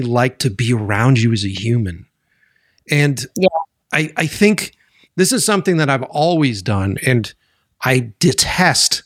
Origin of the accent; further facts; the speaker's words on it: Boston, Massachusetts, United States; moved away as an adult; I'm originally from Boston